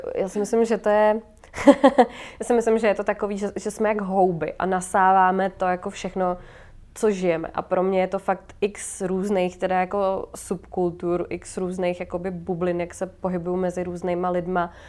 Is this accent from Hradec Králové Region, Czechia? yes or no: yes; Hradec Králové, Hradec Králové Region, Czechia; now in Prague, Czechia; z Hradce vlastně odkud jsem